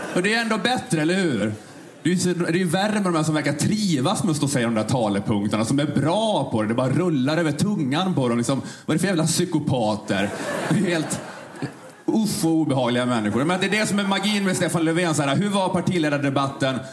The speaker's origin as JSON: {"language": "Swedish", "country": "Sweden", "said": "självkänslan man har som svensk"}